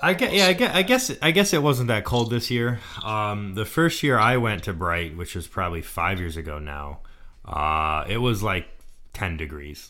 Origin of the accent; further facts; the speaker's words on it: Texas, United States; moved away; I'm from Texas, so I still am struggling to adapt to the cold.